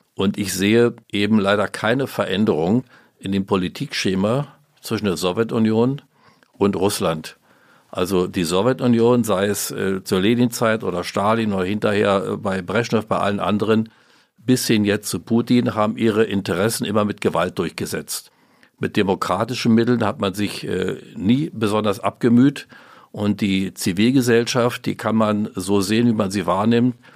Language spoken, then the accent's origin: German; GDR, East Germany, Germany; wir in der DDR